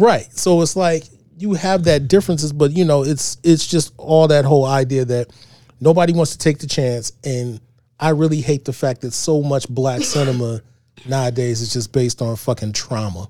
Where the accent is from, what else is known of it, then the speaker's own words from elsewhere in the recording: East Cleveland, Ohio, United States; I grew up in East Cleveland.